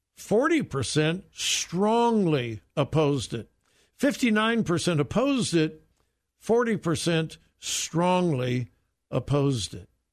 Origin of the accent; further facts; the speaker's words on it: Southern California, United States; moved away; I grew up in Southern California in a wonderful, wonderful, wonderful time